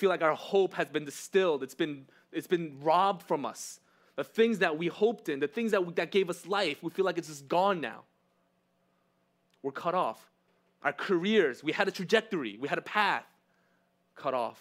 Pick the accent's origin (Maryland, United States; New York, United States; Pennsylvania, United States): New York, United States; New York City; English is a second language; also born or lived in California; I was born in Cali, but I moved to New York when I was one. So because of that one-year gap, I can't say New York, born and raised. I just say New York, raised